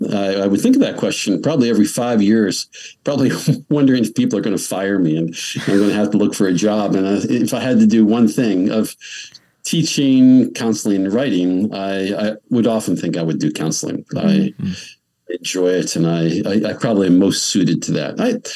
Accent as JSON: {"language": "English", "region": "Pennsylvania", "country": "United States", "tie": "born or raised there", "said": "I grew up, 4 miles from where I am presently."}